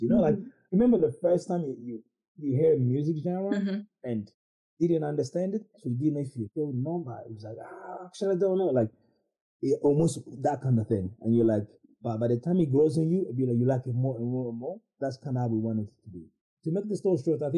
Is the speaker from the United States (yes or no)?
no; London, United Kingdom; we're from West London